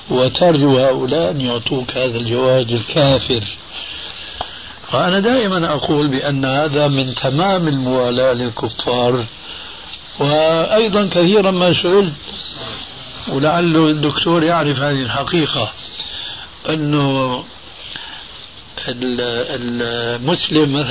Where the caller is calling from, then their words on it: United States; وأقول من أمريكا.